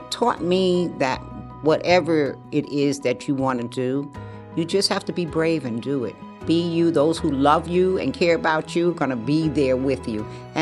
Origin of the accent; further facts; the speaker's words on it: New York City, New York, United States; also born or lived in Bronx; I grew up in Harlem